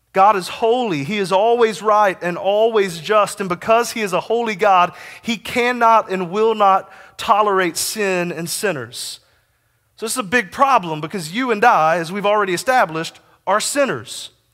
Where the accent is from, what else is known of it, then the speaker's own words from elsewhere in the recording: Texas, United States; also born or lived in Kansas; I lived as an ambassador to Kansas from the great state of Texas for five years